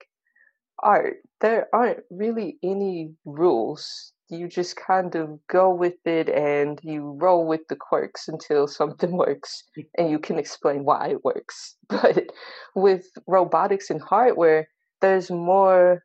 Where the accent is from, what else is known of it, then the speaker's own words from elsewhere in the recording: Tulsa, Oklahoma, United States; I'm in Tulsa, Oklahoma